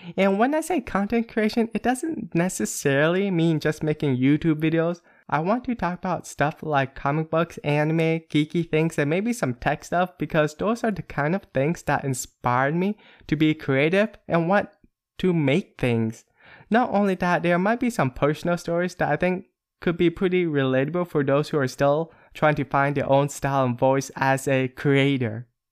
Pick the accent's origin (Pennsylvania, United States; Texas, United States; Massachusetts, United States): Pennsylvania, United States; moved away as an adult; now in Northern California, United States; I am originally from a small town in Pennsylvania and moved to Northern California area.